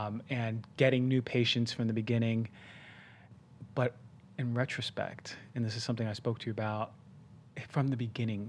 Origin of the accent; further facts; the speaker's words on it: Queens, New York, United States; also born or lived in New Jersey; like growing up in Queens, it was more humble of beginnings. And then even throughout early life when I moved to New Jersey.